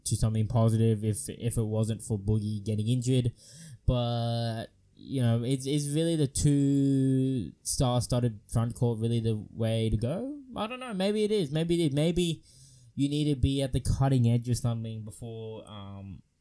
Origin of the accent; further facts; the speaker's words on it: Australia; I'm an Aussie boy